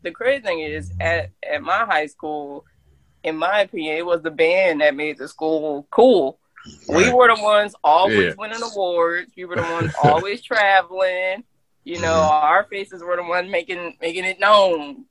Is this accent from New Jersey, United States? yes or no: yes; Camden, New Jersey, United States; growing up in Camden